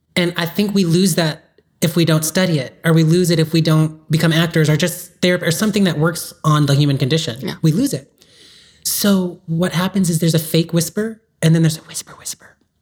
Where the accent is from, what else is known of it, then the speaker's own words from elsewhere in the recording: Hawthorne, California, United States; I grew up in South Bay. Okay. So Hawthorne is where lots of my schools were